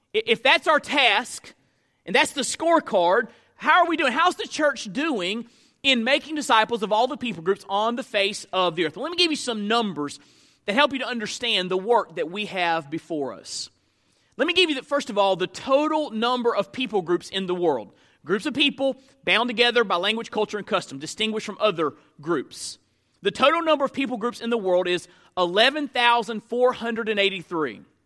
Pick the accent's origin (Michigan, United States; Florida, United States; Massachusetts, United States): Florida, United States; moved away as an adult; also born or lived in Memphis, Tennessee; now in Hernando, Mississippi, United States; we graduate from school, and we go back to Florida. That's just what you do. That's what, my, people in my hometown didn't leave their hometown.